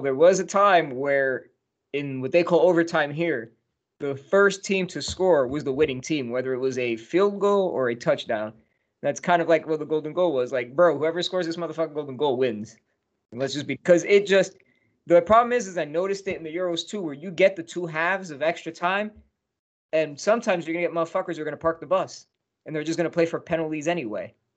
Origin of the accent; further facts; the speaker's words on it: United States; My my home state's got a home team